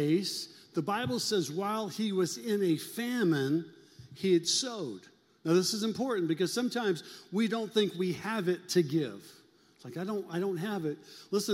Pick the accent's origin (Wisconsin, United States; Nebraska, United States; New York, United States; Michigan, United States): Nebraska, United States; Omaha; I'm from South Omaha